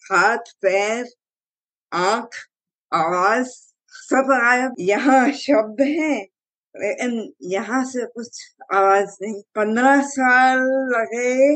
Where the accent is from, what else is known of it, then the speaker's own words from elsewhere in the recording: Delhi, India; also born or lived in Vadodara, India; मेरी जिंदगी तो शुरू हुई थी दिल्ली से